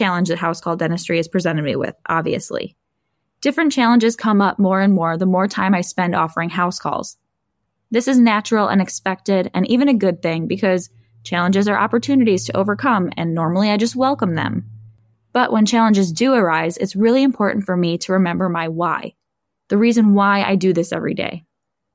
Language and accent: English; Buffalo, New York, United States; here in my hometown in Buffalo, New York